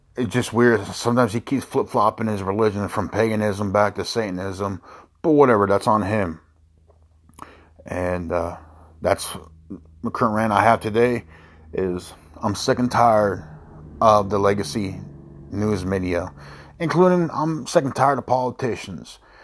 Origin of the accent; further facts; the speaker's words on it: United States; I was born here in the United States. My father who migrated from Mexico